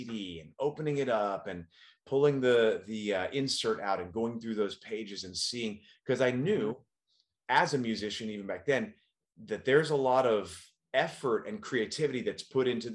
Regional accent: Dallas, Texas, United States; now in California, United States; back to Dallas, which is where I grew up. That's my hometown.

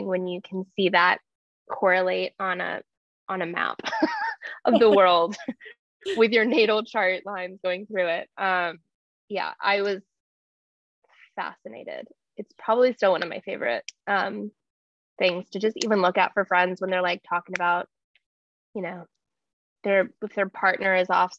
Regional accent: Chicago, Illinois, United States; also born or lived in London; Chicago, where I have lived my entire life.

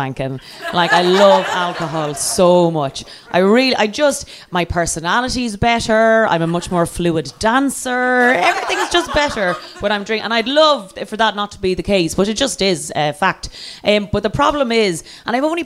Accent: Ireland; I'm Irish and therefore from the U fucking K

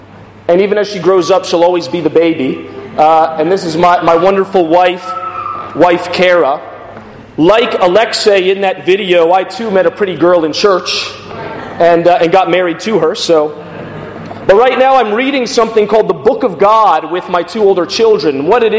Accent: Washington, District of Columbia, United States; moved away as an adult; now in Glasgow, United Kingdom; I'm from the Washington, D.C. area originally. Moved to Glasgow about 2 years ago with my family

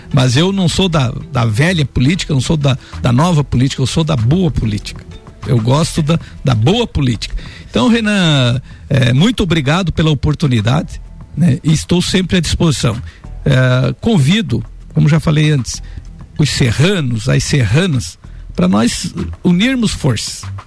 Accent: Anita Garibaldi, Santa Catarina, Brazil; Eu que venho lá de Anitta Garibaldi, nós éramos dependentes de Lages.

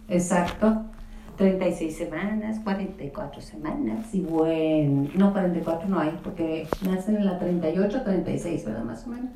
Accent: Julimes, Chihuahua, Mexico; yo soy de Julimes, que es un pueblo maravilloso

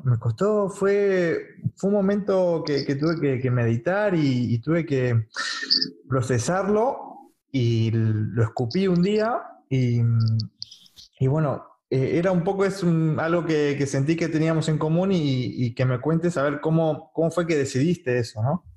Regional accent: Castelar, Buenos Aires Province, Argentina; Yo también soy de Morón

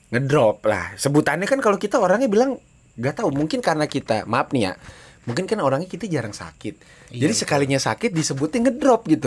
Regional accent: Jakarta, Indonesia; nggak tahu sih mungkin ya karena memang dari dulu kita orang Betawi kan yeah. demennya nyocol bumbu kacang gitu

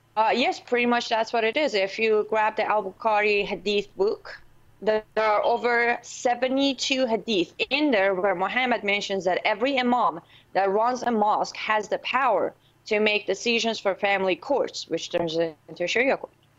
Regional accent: Iran; moved away; I was born and raised in Islamic Republic of Iran with an N at the end, not a Q. It's Iran

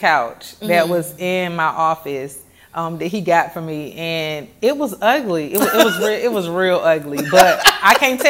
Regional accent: College Park, Georgia, United States; Okay, so originally I'm from Atlanta, Georgia. Well, let me not say Atlanta. I'm from College Park, but I have to say Atlanta because people always say, where's College Park?

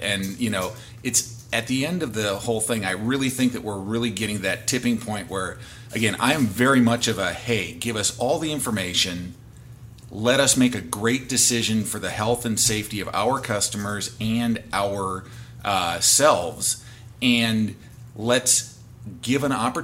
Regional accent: Wisconsin, United States; now in Washington, United States; I'm from Wisconsin originally

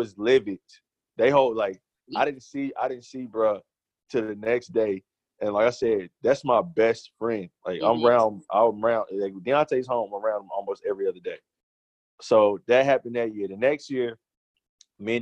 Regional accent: United States; I'm American.

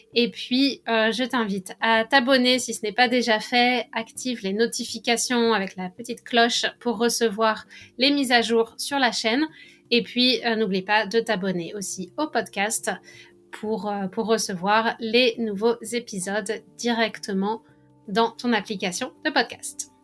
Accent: France; accent: French; mon accent français

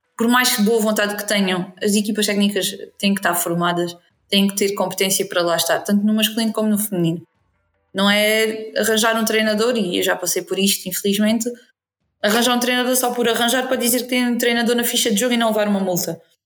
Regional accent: Alentejo, Beja District, Portugal; puxo a brasa à minha sardinha que é que o Alentejo e o Distrito de Beja

